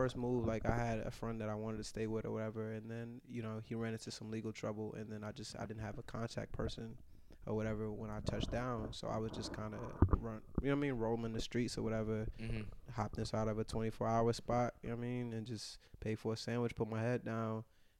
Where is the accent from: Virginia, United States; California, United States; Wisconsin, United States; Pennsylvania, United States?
Virginia, United States; I mean, in Virginia, it's, like, nothing there. You know what I mean? It's, like, zero. Like empty streets, like, trees and shit.